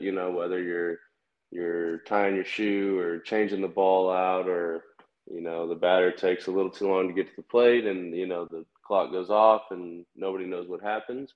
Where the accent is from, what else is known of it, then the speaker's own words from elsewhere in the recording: Kansas City, United States; I'm from Kansas City. So my favorite team uh, was definitely the Royals